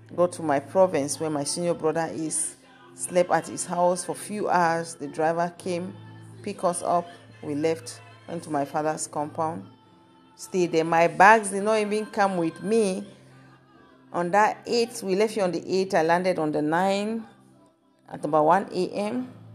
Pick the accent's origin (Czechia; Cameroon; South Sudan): Cameroon; Kumba, Southwest Region; now in Germany; I'm from Cameroon. So God's, God sent me to Cameroon to my home city, Kumba.